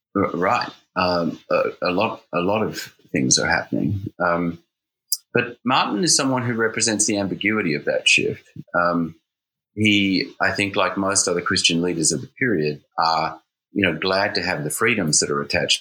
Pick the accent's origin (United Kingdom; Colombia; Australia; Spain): Australia; now in New Haven, United States; I'm an Australian